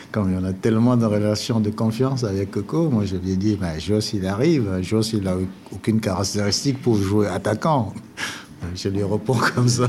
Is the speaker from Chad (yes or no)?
yes; N'Djamena, Chad; moved away; also born or lived in Nantes; je suis, un enfant de N'Djamena. J'ai grandi à N'Djamena.